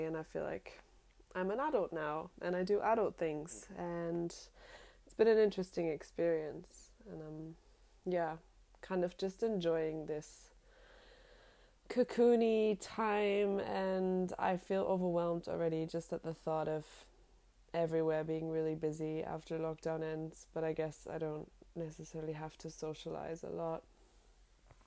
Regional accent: Germany; moved away as an adult; also born or lived in London; now in Sydney, Australia; Growing up in Europe

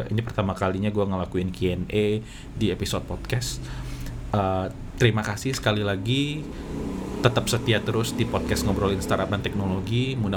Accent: Padang, West Sumatra, Indonesia; accent: Padang; gue berpikir bahwa aksen gue aneh gue dari Padang takut ada aksen Padangnya tapi setelah gue pikir-pikir ya udahlah emang aslinya Padang ya apa boleh buat uh, pasti akan ada aksen Padang

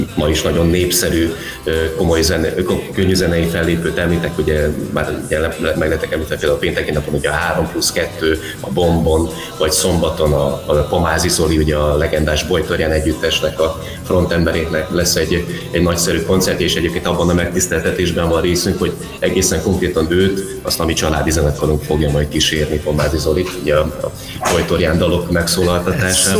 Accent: Pécsvárad, Baranya, Hungary; itt Pécsvár az a szülővárosunk, tehát itt is nőttünk föl

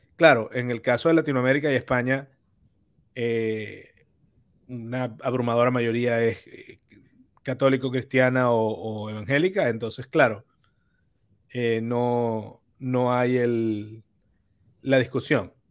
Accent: Venezuela; tú y yo somos venezolanos

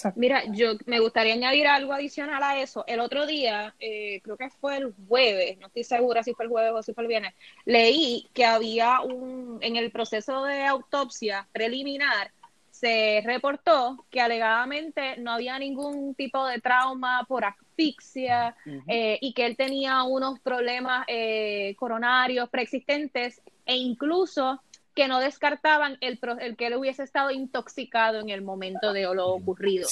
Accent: Puerto Rico; como mujer que evidentemente soy puertorriqueña

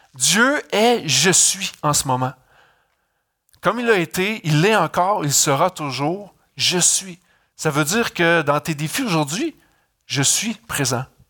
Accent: Canada; je viens du Canada

